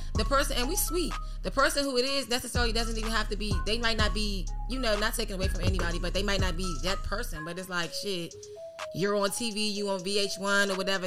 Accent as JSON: {"language": "English", "town": "Washington", "region": "District of Columbia", "country": "United States", "said": "I'm from Georgia Avenue"}